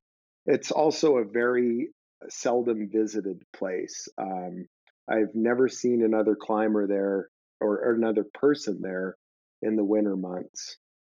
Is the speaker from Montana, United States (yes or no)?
yes; Missoula, Montana, United States; in the late 80s, I was a teenager and I grew up in Missoula, Montana